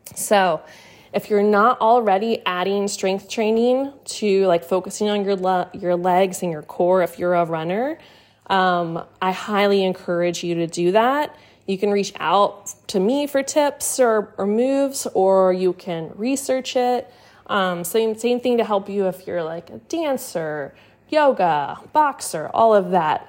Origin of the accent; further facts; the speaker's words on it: Austin, Texas, United States; moved away as an adult; also born or lived in Massachusetts; I'm from Austin, Texas